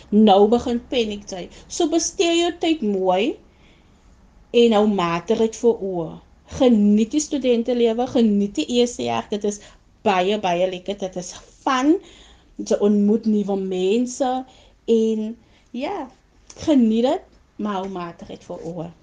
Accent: Malmesbury, Western Cape, South Africa; Ek is van Mamesbury

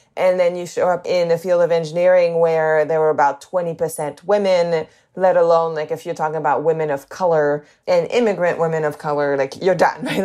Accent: the north of England, United Kingdom; accent: northern; also born or lived in Canada; I grew up in England, and I went to an all girls school in England.

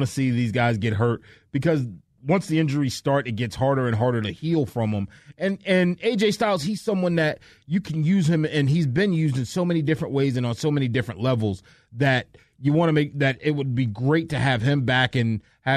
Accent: the North, United States; now in Atlanta, United States; I'm a Northerner

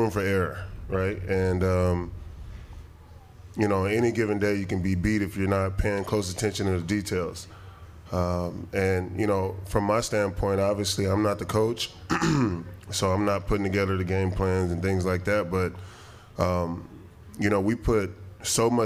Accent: Long Beach, California, United States; moved away as an adult; now in Green Bay, United States; I was born in Long Beach, California. You know, I went to Long Beach Poly, then went to UCLA.

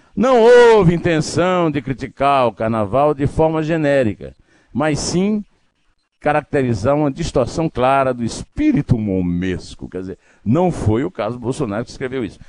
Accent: Northeast Region, Brazil; Eu que sou nordestino tenho que falar rodo também

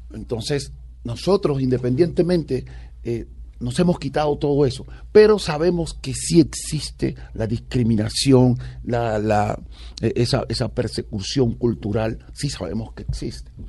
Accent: San Basilio de Palenque, Bolívar, Colombia; accent: Palenquero dejo

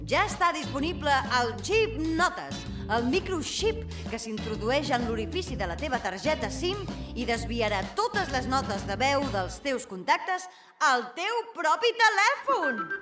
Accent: France; jo soc francesa, no conec cap Alaska.

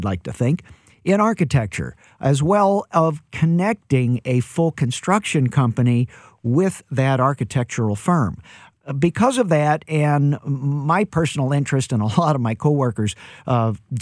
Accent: St. Louis, Missouri, United States; I'm born and raised in St. Louis

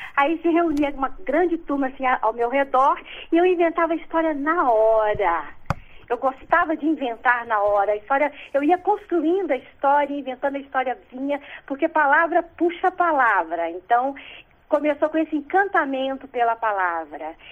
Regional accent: Belo Horizonte, Minas Gerais, Brazil; also born or lived in Dores do Indaiá; nasci em Dores, Indaiá e novinha. Minha família já se mudou para Belo Horizonte, então no bairro é, Salgado Filho, lá em Belo Horizonte

